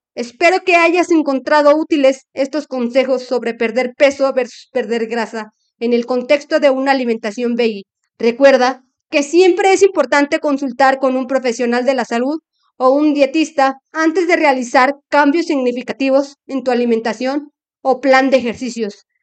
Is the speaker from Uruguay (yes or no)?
no; Mexico; como mexicanos tenemos de nuestras costumbres